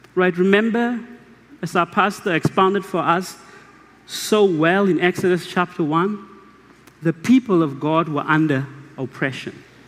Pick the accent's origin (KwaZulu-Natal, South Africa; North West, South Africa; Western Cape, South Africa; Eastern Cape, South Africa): North West, South Africa; Mahikeng; English is a second language; also born or lived in Kimberley, South Africa; I was born in Kimberley and I grew up in Mahikeng